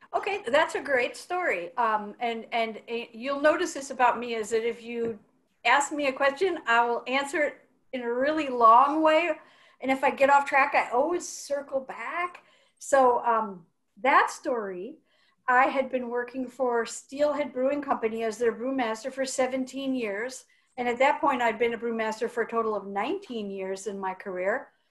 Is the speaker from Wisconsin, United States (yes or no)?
yes; Wisconsin, United States; also born or lived in Eugene, Oregon; now in Portland, United States; I'm from Wisconsin